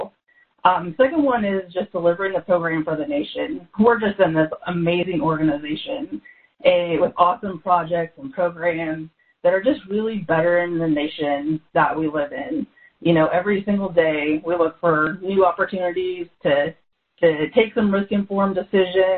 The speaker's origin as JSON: {"language": "English", "town": "Ashland", "region": "Nebraska", "country": "United States", "tie": "born or raised there", "said": "I grew up in Ashland, Nebraska. So that's a little small town between Omaha and Lincoln"}